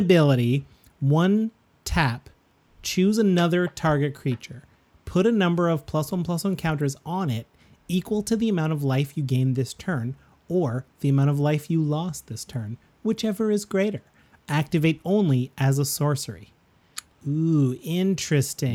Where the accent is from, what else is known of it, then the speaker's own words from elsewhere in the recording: Canada; We're proud Canadian podcasters